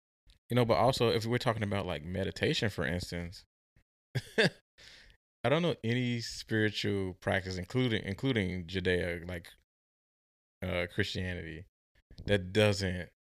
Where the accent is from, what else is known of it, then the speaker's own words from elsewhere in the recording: Midwest, United States; especially growing up in the Midwest, is something I myself had to grapple.